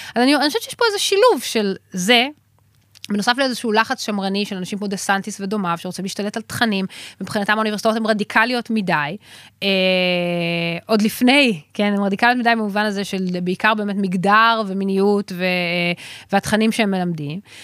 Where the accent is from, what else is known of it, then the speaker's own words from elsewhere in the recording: Israel; אני מישראל